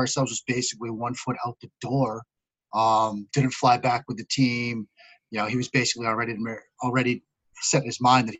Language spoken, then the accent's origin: English; Boston, Massachusetts, United States; growing up in the Boston area as I did